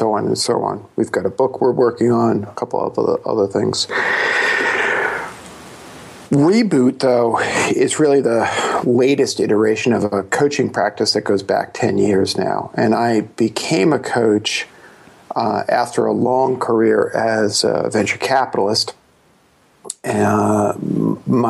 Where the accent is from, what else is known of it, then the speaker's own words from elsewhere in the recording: New York City, New York, United States; I was born in Brooklyn